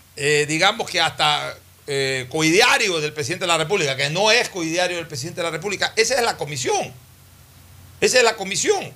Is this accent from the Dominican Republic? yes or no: no; Ecuador; somos los ecuatorianos